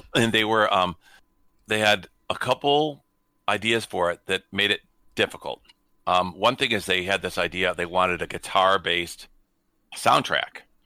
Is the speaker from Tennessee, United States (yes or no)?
no; Detroit, Michigan, United States; I grew up in Detroit